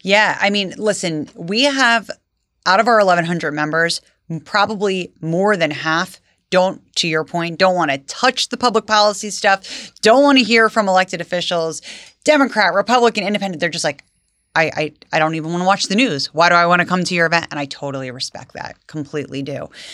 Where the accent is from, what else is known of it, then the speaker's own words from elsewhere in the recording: Vineland, New Jersey, United States; I grew up in Vineland, went to Vineland High School